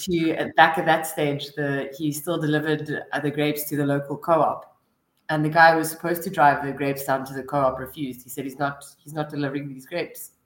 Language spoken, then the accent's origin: English; Stellenbosch, Western Cape, South Africa; now in Cape Town, South Africa; I grew up in Stellenbosch. I studied there, and and now I work there